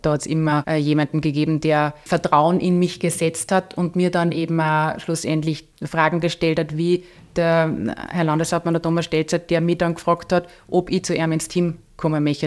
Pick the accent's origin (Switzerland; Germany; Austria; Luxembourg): Austria; Upper Austria; ich, wohne in dem Ort, wo ich aufgewachsen bin.